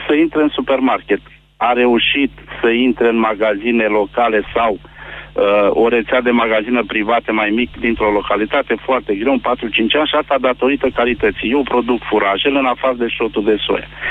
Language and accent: Romanian; Mehedinți County, Romania; eu sunt din Mehedinți, lucrez în domeniul agricol